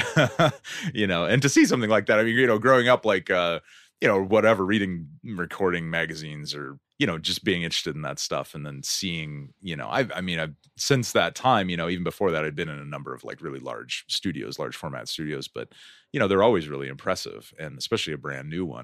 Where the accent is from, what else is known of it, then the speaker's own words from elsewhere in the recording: Stockton, California, United States; moved away; also born or lived in San Francisco / Berkeley / Denver, Colorado; I'm originally from Stockton